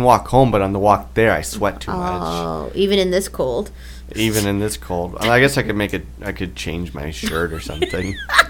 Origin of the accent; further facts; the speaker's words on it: Canada; If I'm an immigrant from Canada